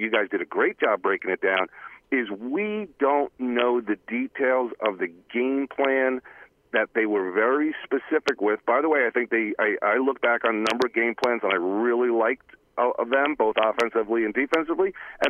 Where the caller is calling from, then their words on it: Cranford, New Jersey, United States; from Cranford, guys.